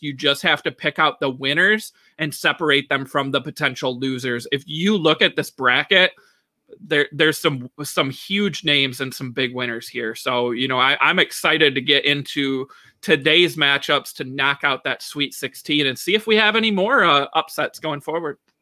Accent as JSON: {"language": "English", "region": "Michigan", "country": "United States", "said": "my home state here"}